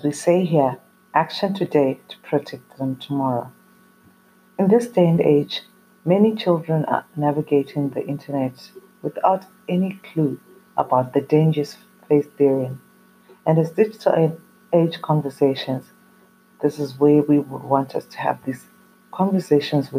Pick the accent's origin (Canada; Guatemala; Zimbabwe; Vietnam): Zimbabwe; I come from Zimbabwe in Africa